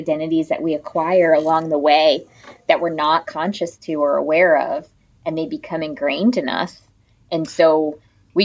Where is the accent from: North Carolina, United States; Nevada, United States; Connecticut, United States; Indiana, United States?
Connecticut, United States; I grew up in a small town in Connecticut